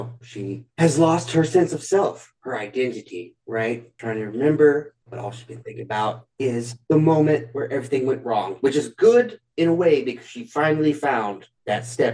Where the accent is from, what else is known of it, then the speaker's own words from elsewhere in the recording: Alabama, United States; I'm from Alabama